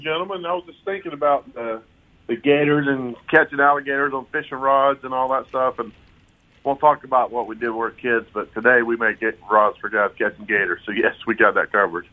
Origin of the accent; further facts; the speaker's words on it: Polk County, Florida, United States; I grew up here in Polk County with my grandparents crappie fishing and bass fishing and pan fishing